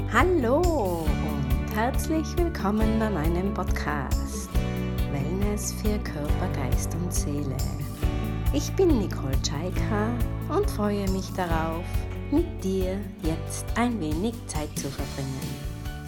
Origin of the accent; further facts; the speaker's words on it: Tyrol, Austria; gebe hier in meiner Heimat in der schönen Bergwelt von Tirol Kurse